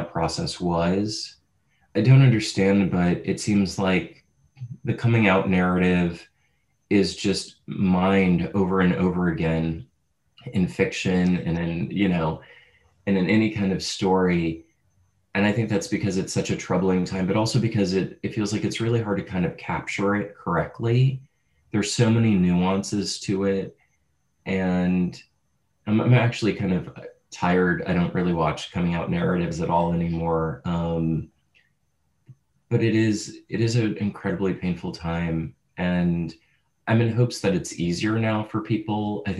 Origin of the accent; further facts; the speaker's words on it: St. Louis, Missouri, United States; I grew up in St. Louis, Missouri